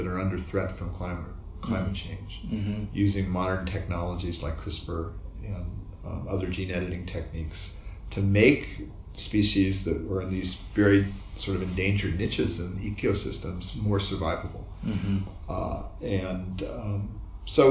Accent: Palo Alto, California, United States; I was growing up in Palo Alto

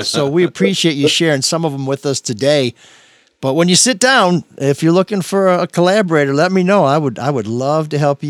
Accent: Grosse Pointe, Michigan, United States; the folks I grew up with in Grosse Pointe

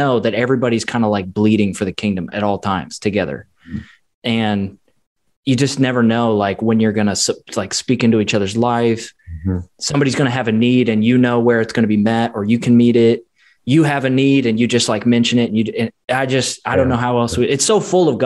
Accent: Chicago, Illinois, United States; also born or lived in St. Louis; now in Tampa, United States; I'm also from Chicago area

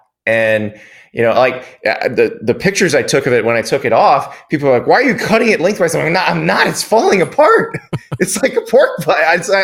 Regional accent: the South, United States; You know, I'm from the South. I'm from pulled pork country.

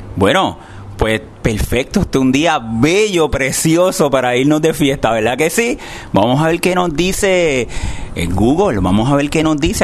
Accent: Puerto Rico; nuestra gente aquí en Puerto Rico

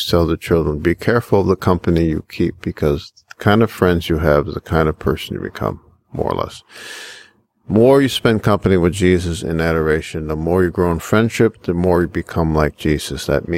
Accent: United States; I'm just an American priest

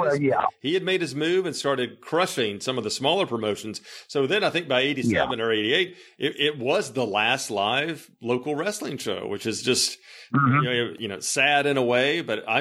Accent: Bartlett, Tennessee, United States; I went to Bartlett High School

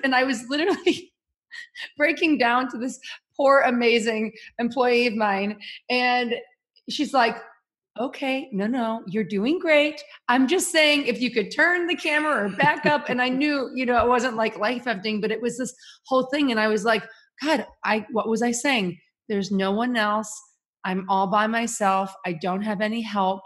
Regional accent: Chicago, Illinois, United States; moved away as an adult; also born or lived in Kansas; I'm from Chicago, went to school at University of Kansas

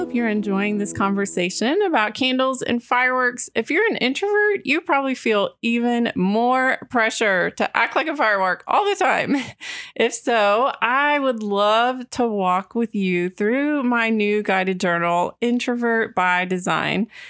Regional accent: Texas, United States; I grew up in Texas

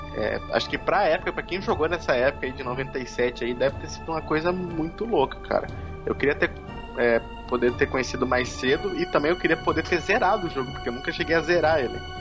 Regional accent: interior of Mato Grosso do Sul, Brazil; eu sou do interior aqui do Mato Grosso do Sul

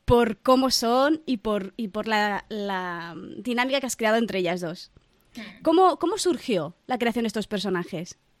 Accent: Barcelona, Catalonia, Spain; Yo, por ejemplo, soy de Barcelona

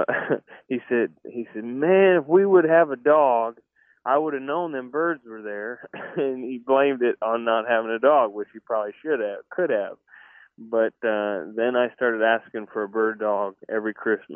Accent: Cherry Valley, Illinois, United States; also born or lived in Rockford, Illinois; now in Ashland City, United States; Cherry Valley is where I grew up. I was born in Rockford

